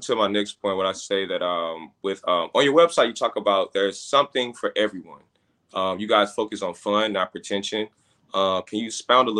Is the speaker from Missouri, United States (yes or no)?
yes; St. Louis, Missouri, United States; moved away; also born or lived in Ann Arbor, Michigan; I'm also a Midwest kid, born and raised in St. Louis, and I lived in Ann Arbor. I graduated from high school from Ann Arbor, and I got my undergraduate degree at Eastern Michigan.